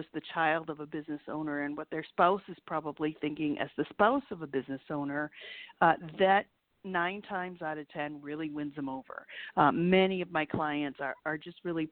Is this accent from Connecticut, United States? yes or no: no; Minneapolis, Minnesota, United States; moved away as an adult; now in Chicago, United States; I grew up in Minneapolis, actually, and moved to Chicago about 8 years ago